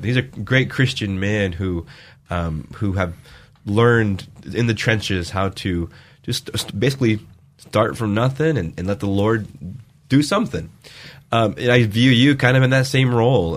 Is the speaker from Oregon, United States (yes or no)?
yes; Vale, Oregon, United States; moved away; my hometown, Vail, Oregon